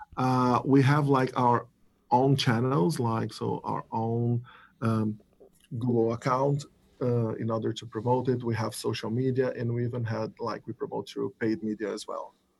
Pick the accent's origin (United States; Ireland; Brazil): Brazil; I'm from Brazil